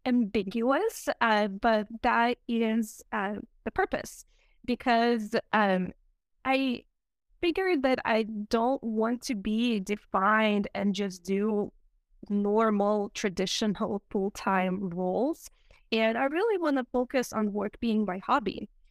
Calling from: Nashville, Tennessee, United States; Hi, thank you for having me. I'm dialing in from Nashville, Tennessee.

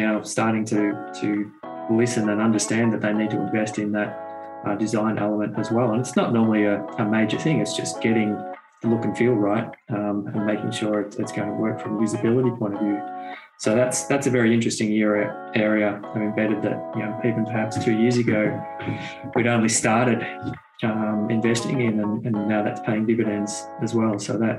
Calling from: Melbourne, Victoria, Australia; Yeah, zooming in from Melbourne, Australia here. So yes, my evening, your morning, and nothing unusual for different time zones here from Australia.

